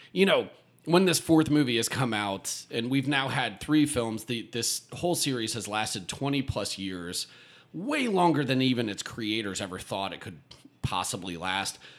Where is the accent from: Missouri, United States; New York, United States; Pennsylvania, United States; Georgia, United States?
Pennsylvania, United States; West Chester; moved away as an adult; now in Austin, United States; growing up in Westchester